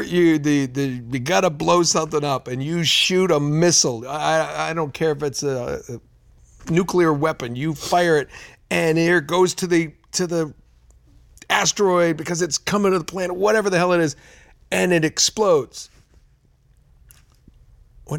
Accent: Fall River, Massachusetts, United States; New England where I grew up, right near where I grew up in Fall River, Massachusetts

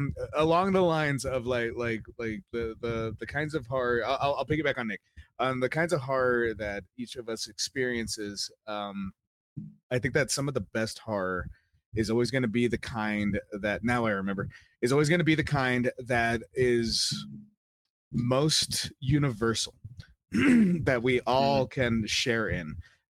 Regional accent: United Kingdom; We just will it back on. I'm fucking British.

